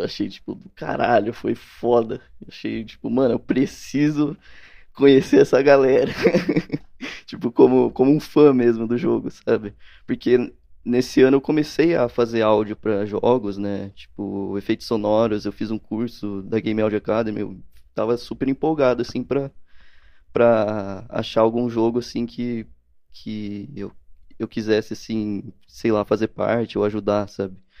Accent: Campinas, São Paulo, Brazil; Eu, eu sou de Campinas, na verdade. De interior de São Paulo, né?

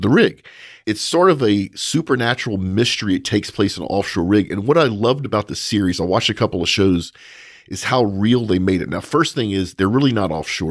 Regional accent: Louisiana, United States; I'm from Louisiana

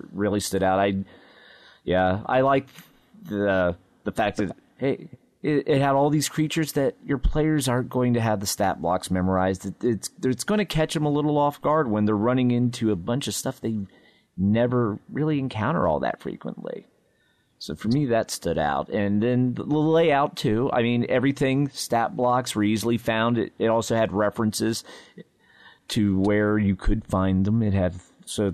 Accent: Ohio, United States; I'm from Ohio

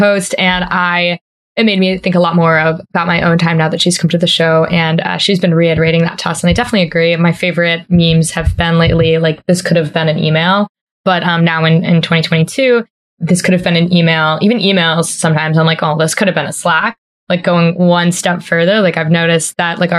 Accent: East Coast, United States; I'm from the East Coast, my family's here

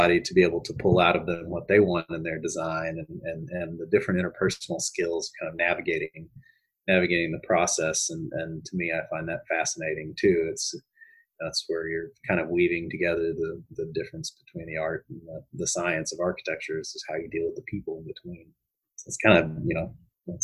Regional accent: Fayetteville, Arkansas, United States; I grew up in Fayetteville, Arkansas

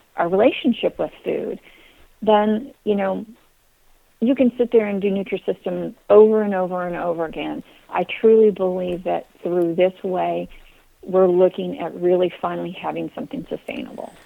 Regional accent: Kansas, United States; moved away; also born or lived in Texas; I grew up in Kansas, although I'm a Texas girl

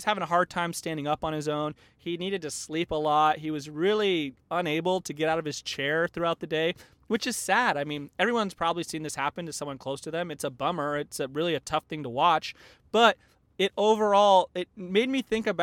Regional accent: Tucson, Arizona, United States; moved away as an adult; now in Northern California, United States; I spent like 18 or 20 years of my life growing up in Tucson

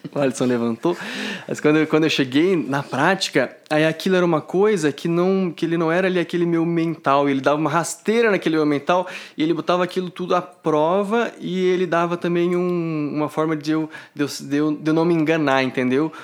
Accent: Ribeirão Preto, São Paulo, Brazil; moved away as an adult; now in São Joaquim da Barra, Brazil; sou de Ribeirão Preto

